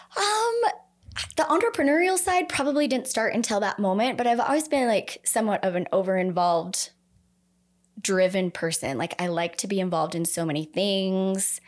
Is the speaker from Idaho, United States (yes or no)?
yes; Idaho Falls, Idaho, United States; I grew up here. I grew up in Idaho Falls.